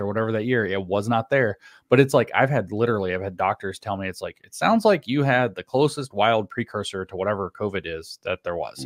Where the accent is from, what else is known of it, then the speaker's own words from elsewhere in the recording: the South, United States; growing up in the South, was never required to read the Constitution itself in my schooling